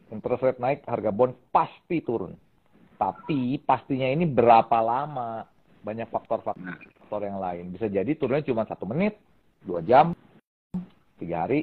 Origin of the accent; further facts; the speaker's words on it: Indonesia; kalau ditanya inflation di Indonesia seperti apa, kita bisa merasakan karena kita orang Indonesia dan kita tinggal di Indonesia.